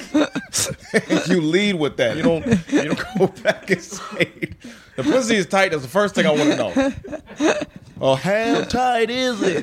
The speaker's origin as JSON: {"language": "English", "region": "Virginia", "country": "United States", "said": "I'm from Virginia"}